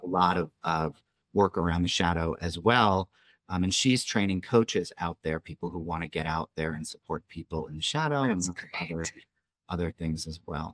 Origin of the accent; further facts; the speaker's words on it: New York, United States; moved away; I was a kid from New York